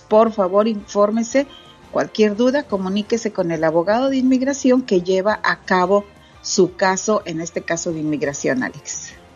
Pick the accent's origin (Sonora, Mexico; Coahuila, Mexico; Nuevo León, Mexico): Nuevo León, Mexico; Monterrey; now in Dallas, United States; mi niñez cuando vivía allá en Monterrey, Nuevo León